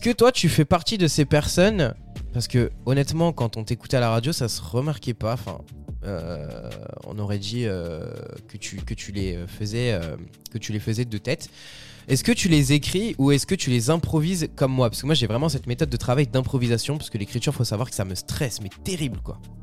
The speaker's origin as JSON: {"language": "French", "country": "France", "said": "chez nous en France"}